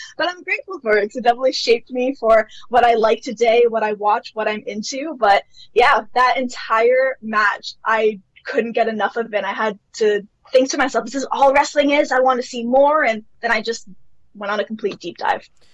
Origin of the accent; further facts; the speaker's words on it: Toronto, Ontario, Canada; I have lived in Canada my entire life, so I'm from Toronto, Canada